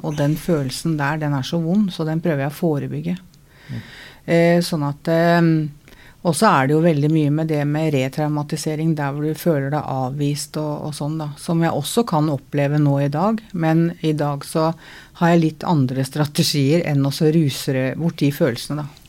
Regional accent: Oslo, Norway; jeg er fra Møllergata

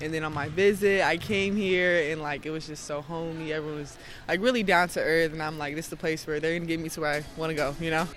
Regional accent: Texas, United States; moved away; also born or lived in Missouri / New York; I grew up in Texas, and then my parents and stuff moved down to Missouri Missouri.

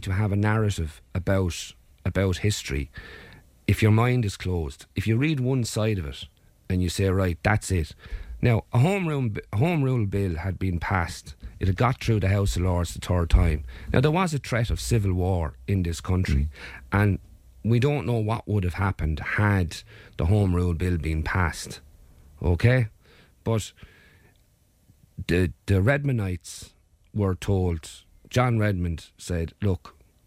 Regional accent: Clonmel, Munster, Ireland; I grew up in Barron Park in Clonmel.

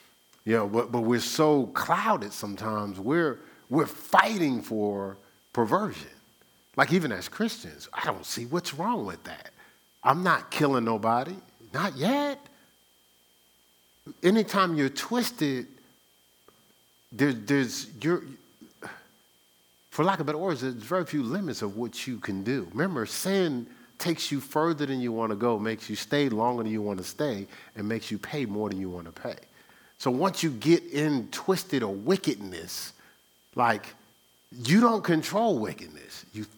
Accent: New York, United States; I'm from New York. How are you just going to be talking to me like that?

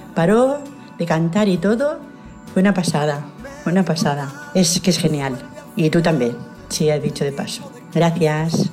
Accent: Sabadell, Catalonia, Spain; soy de Sabadell

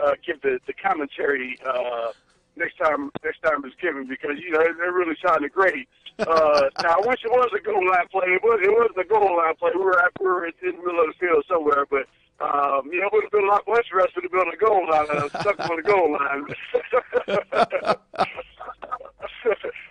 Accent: St. Louis, Missouri, United States; moved away as an adult; also born or lived in Fayetteville, Arkansas; I was coming from St. Louis. I was a city guy. I grew up in the city.

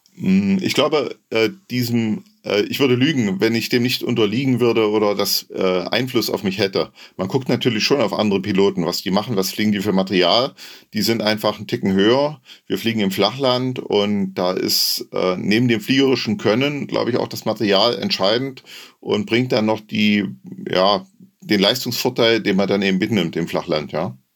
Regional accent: Saxony-Anhalt, Germany; Ich komme aus der Nähe von Halle

